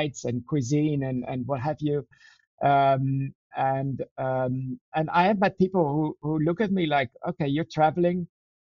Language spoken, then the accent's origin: English; Netherlands; In the Netherlands